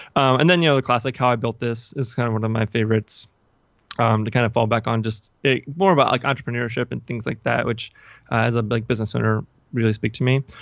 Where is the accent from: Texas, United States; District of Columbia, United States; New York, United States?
District of Columbia, United States; Washington; I'm from the Washington, D C area